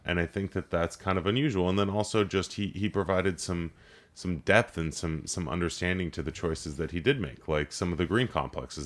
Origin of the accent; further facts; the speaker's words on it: Los Angeles, California, United States; growing up in Los Angeles, I, I worked in politics